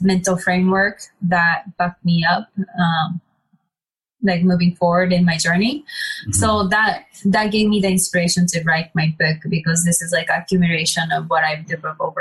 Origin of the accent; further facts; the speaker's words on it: Japan; growing up in Japan, I would say I was very different than people around me